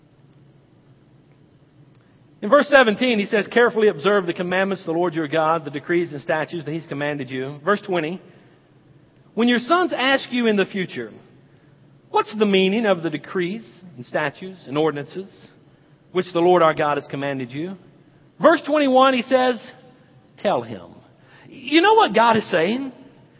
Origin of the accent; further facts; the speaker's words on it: the South, United States; I grew up in the South